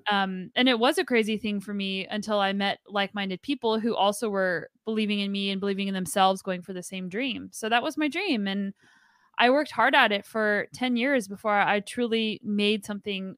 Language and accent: English; New Mexico, United States; moved away as an adult; now in British Columbia, Canada; originally from New Mexico, but now I get to do all the gnarly riding in British Columbia.